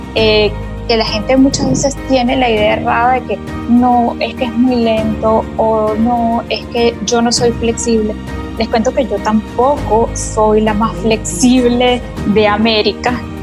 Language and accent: Spanish; Venezuela; moved away as an adult; now in Panama; soy venezolana de nacimiento, soy panameña de corazón hace cinco años ya que estoy acá